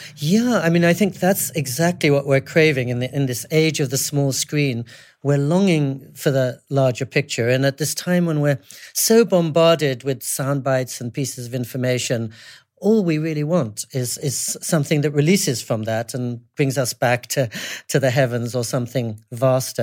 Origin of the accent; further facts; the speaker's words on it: England, United Kingdom; moved away; also born or lived in California / New York City / Japan; I was brought up in England